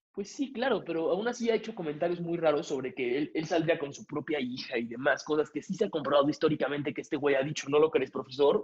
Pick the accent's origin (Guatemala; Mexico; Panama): Mexico; yo como mexicano